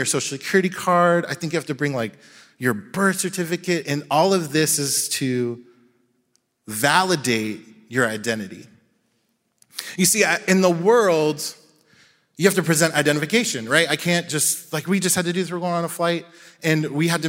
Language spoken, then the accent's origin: English; Jacksonville, Florida, United States; where I grew up in Jacksonville